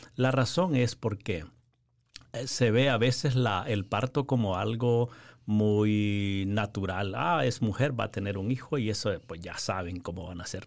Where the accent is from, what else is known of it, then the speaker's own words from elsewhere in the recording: Honduras; moved away as an adult; also born or lived in Nicaragua; originalmente soy de Honduras